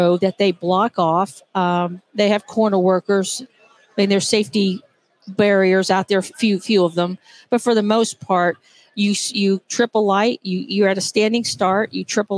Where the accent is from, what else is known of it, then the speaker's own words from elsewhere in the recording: Austin, Texas, United States; moved away as an adult; now in Johnson City, United States; I'm from Austin, Texas. I moved to Johnson City, Tennessee, where I'm living now, about 12 years ago.